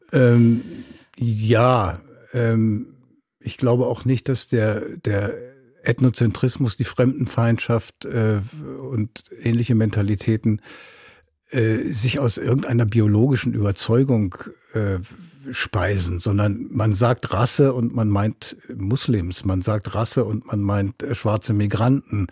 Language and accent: German; Berlin, Germany; als Berliner